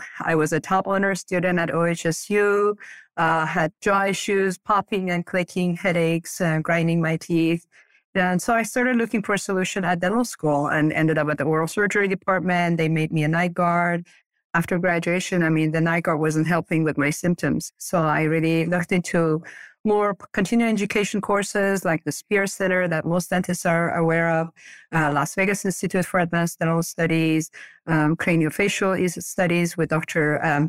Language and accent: English; Iran; English is a second language; now in Portland, United States; Portland, Oregon. This has been my home for the past 35 years, but I'm originally from Iran. We moved here to U.S. after the revolution.